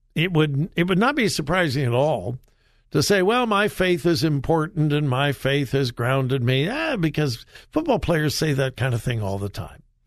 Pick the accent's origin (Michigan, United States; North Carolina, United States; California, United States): California, United States; I'm from California